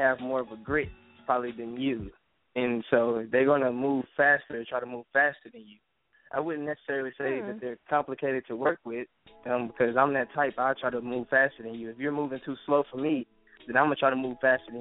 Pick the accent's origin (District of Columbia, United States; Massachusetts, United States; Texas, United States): Texas, United States; Houston; I'm from Houston, Texas, 713-832-281 area code